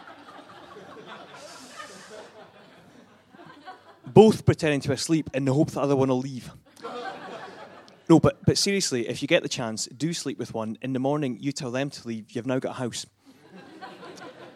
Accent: Dunfermline, Scotland, United Kingdom; also born or lived in Edinburgh / Glasgow; I'm from just about half an hour north of Edinburgh, a little town called Dunfermline.

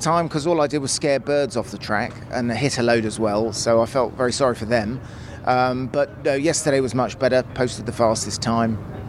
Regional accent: United Kingdom; I'm from the UK.

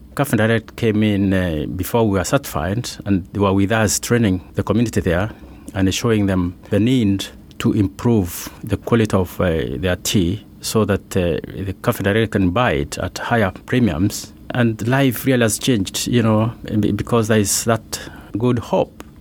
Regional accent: Kenya; I've grown there. I was born in Kenya, in the Michimikuru

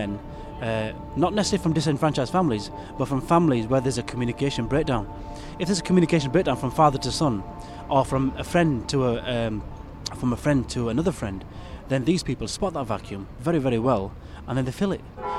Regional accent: Bradford, Yorkshire and the Humber, United Kingdom; Where were you born? I said, Bradford. So what are your origins? I said, Yorkshire. I said, that's where I'm from.

